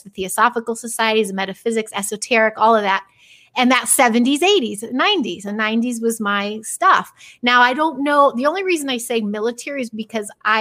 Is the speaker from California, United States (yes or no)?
no; Chicago, Illinois, United States; moved away as an adult; now in Los Angeles, United States; I'm mostly from Chicago, but I have been out here 23 years, and it started in Chicagoland area. And I was like 14